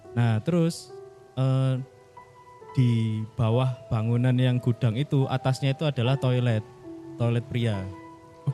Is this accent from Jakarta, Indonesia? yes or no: no; East Java, Indonesia; saya dari Klaker mas, kelayatan